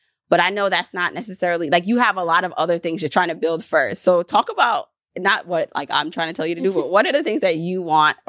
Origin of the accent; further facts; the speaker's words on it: Jamaica; born there; even though I'm Jamaican too, because I was born there